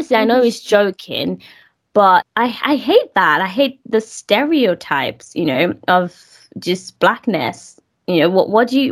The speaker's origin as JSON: {"language": "English", "country": "Nigeria", "moved": "yes", "said": "I'm in my own country"}